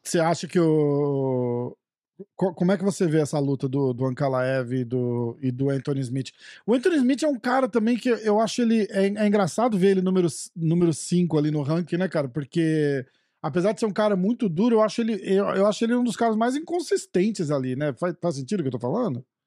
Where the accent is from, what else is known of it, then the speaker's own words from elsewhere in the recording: Brazil; eu sou brasileiro